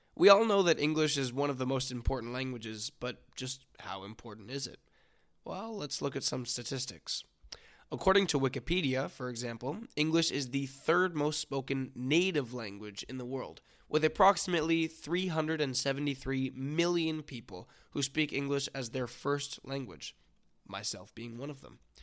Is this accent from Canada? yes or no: yes; near Vancouver, British Columbia, Canada; I was born and raised near Vancouver, British Columbia, Canada